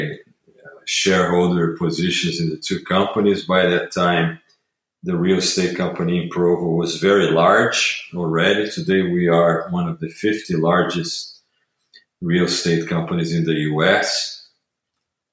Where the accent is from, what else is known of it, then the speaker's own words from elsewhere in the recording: Rio de Janeiro, Brazil; moved away as an adult; So I am originally from Brazil. I grew up there in Rio.